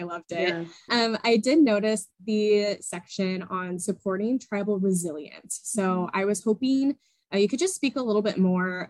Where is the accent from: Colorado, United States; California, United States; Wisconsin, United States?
Colorado, United States; I grew up in Colorado, and growing up entirely, I just was always in a drought.